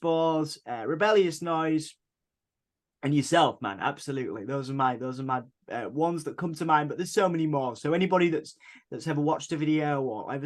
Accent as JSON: {"language": "English", "town": "Hull", "region": "Yorkshire and the Humber", "country": "United Kingdom", "said": "we are from Hull, East Yorkshire"}